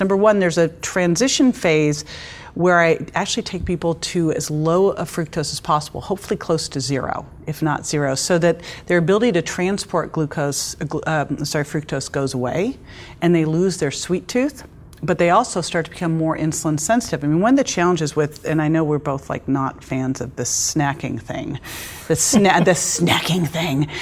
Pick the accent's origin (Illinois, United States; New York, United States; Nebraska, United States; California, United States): California, United States; Berkeley; I grew up in Berkeley